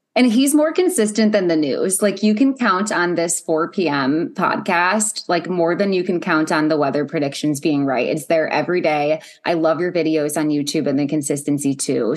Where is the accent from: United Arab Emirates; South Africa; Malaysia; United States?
United States; Ohio; I'm from Ohio